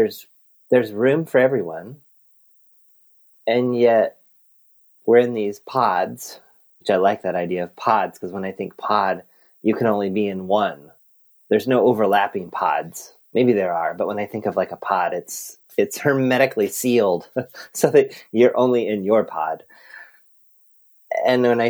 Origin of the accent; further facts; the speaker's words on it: Southern California, United States; I grew up in Southern California